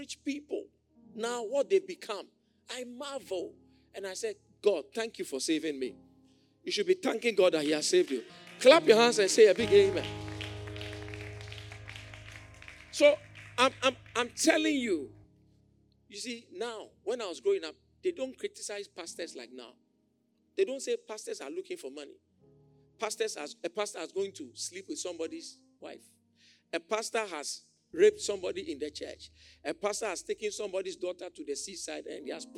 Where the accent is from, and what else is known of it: Accra, Greater Accra, Ghana; born or raised there